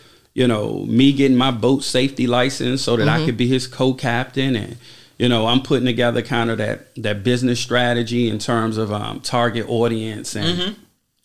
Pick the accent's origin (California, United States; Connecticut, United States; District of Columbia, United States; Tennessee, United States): District of Columbia, United States; Washington; I'm from Southeast D.C.